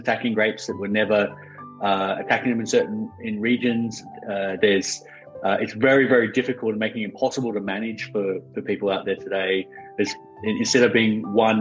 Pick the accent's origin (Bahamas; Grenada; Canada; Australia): Australia; also born or lived in Oxford, United Kingdom; now in United States; I'm Australian originally, but I live here in the US.